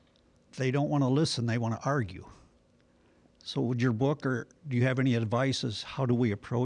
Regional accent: Toledo, Ohio, United States; I'm from the Diocese of Toledo, Ohio.

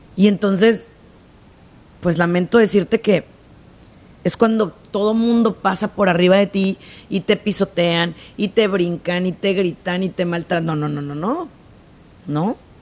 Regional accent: Mexico; en mi país se usa mucho

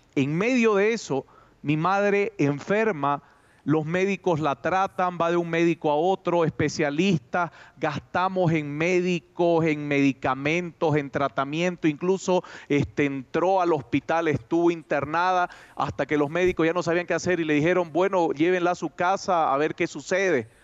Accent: Santa Cruz de la Sierra, Santa Cruz, Bolivia; moved away as an adult; also born or lived in Cusco, Peru; now in Cochabamba, Bolivia; Bolivia, Santa Cruz, donde yo nací, es una ciudad que todavía se respeta los templos

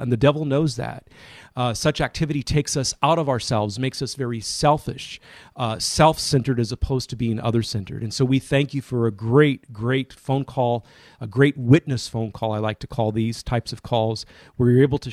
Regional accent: Modesto, California, United States; my hometown of Modesto, California

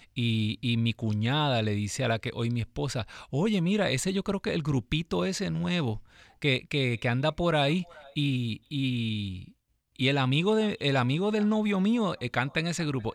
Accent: Ciales, Puerto Rico; yo soy de Ciales, andábamos por todo Puerto Rico

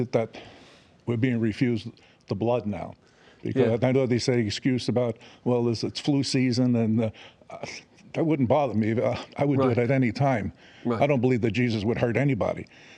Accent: Florida, United States; I'm from Florida.

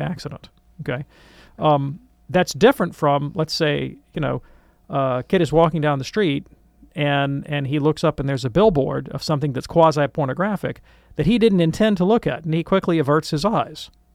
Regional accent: Birmingham, Alabama, United States; I grew up in Birmingham, Alabama

